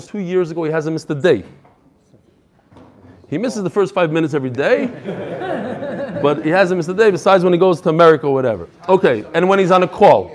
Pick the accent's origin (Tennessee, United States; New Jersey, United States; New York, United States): New York, United States; now in Chicago, United States; I grew up in New York, so I learned how to drive in Brooklyn